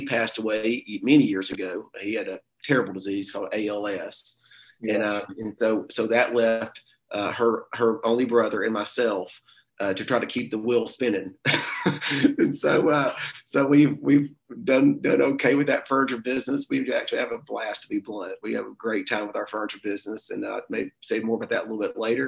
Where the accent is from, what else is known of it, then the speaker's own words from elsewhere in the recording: Pinson, Alabama, United States; I grew up in the Birmingham area, a little small rural town called Pinson, Alabama